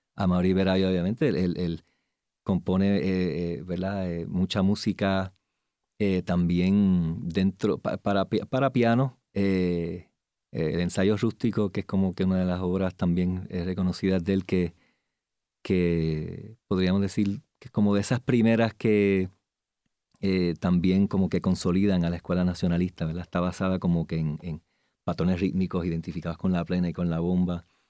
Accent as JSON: {"language": "Spanish", "country": "Puerto Rico", "said": "como puertorriqueños"}